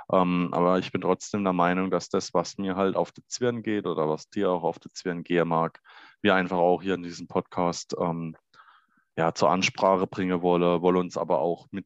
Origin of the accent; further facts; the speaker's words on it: Baden-Württemberg, Germany; wir sind ja beide aus Baden-Württemberg.